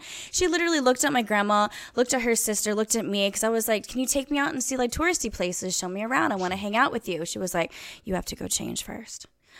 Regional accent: Kansas, United States; moved away; also born or lived in Los Angeles; the pleasure that I have of being Asian American, is that I am in fact born in the States on a country fucking farm in the middle of Kansas, moved to big city LA, and now I'm going to Hong Kong.

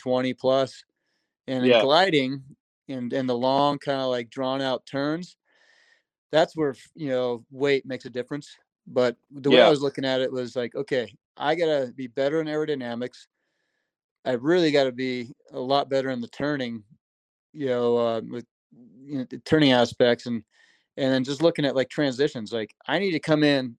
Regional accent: United States; as an American or U.S. kid growing up

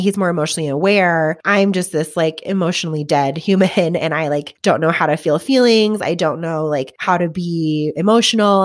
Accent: Colorado, United States; we were all from Colorado

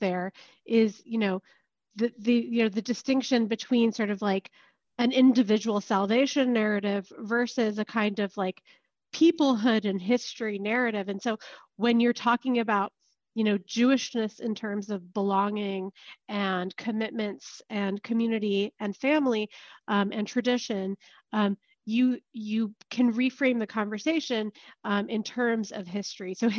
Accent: Palo Alto, California, United States; moved away; also born or lived in Israel; I was born and raised in Palo Alto, Northern California

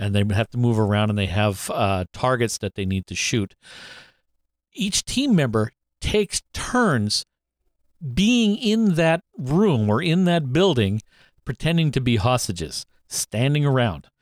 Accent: Canada; we're Canadian

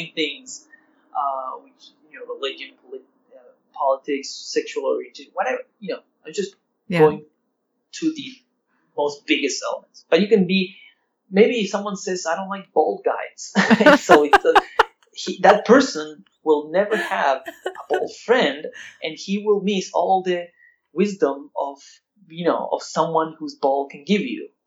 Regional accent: Argentina; I'm from Argentina

